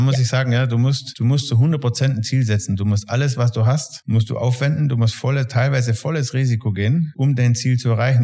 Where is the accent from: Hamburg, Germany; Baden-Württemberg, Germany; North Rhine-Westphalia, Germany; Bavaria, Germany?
Bavaria, Germany; Tannheim; also born or lived in Salzburg; komme aus Tannheim bei Memmingen im schönen Süden Deutschlands